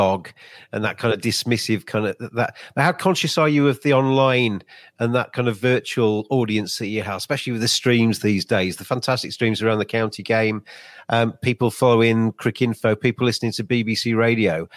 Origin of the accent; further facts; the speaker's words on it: Lincolnshire, East Midlands, United Kingdom; I come from Lincolnshire. I grew up as a kid in Lincolnshire